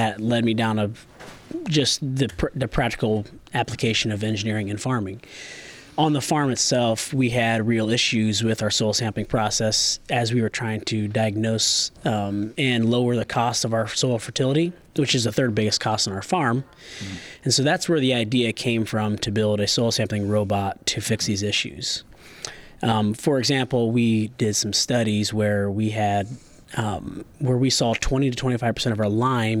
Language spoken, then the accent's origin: English; Bluffton, Indiana, United States; we have a large commercial farming operation there in Bluffton, Indiana, where we have row crops and livestock.